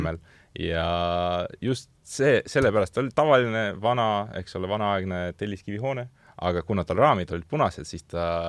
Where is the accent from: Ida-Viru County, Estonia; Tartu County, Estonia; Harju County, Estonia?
Harju County, Estonia; Loksa; mina olen Loksalt pärit